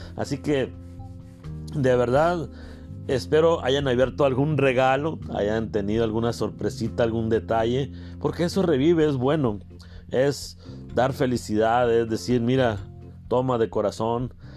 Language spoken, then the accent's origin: Spanish; Carbó, Sonora, Mexico; desde mi pueblo querido, desde Carbó, Sonora.